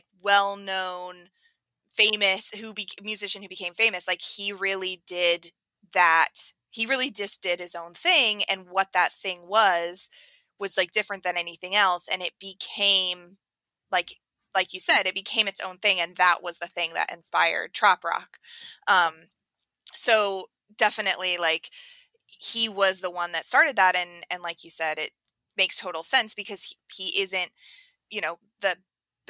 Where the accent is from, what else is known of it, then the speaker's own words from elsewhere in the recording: central Oregon, United States; now in Arizona, United States; I live in Arizona now, but I'm from Oregon, central Oregon, so we would get snow.